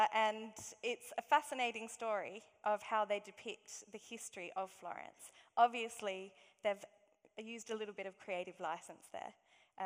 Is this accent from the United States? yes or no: no; Australia; accent: Aussie; moved away; my Aussie accent.